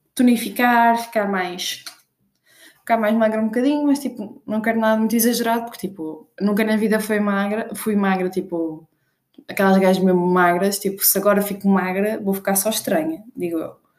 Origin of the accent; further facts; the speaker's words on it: Norte, Portugal; accent: northern (pronúncia do norte); estou mesmo com pronúncia do norte